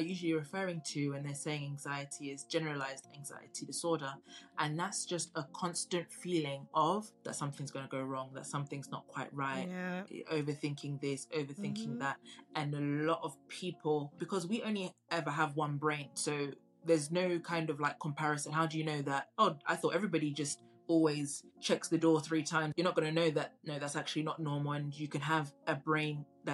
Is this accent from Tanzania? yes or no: yes; Tanzania; now in United Kingdom; I come from Tanzania originally, and I visit pretty often